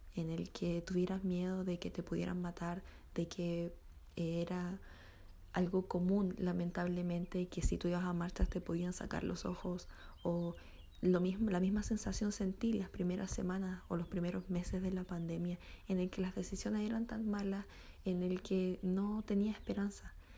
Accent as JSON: {"language": "Spanish", "country": "Chile", "said": "para nosotros como chilenos"}